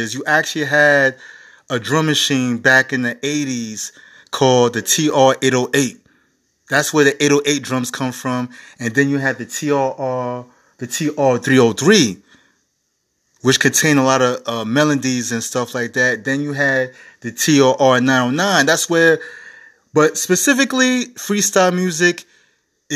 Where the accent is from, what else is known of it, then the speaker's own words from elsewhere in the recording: New York City, New York, United States; when I was growing up in the Bronx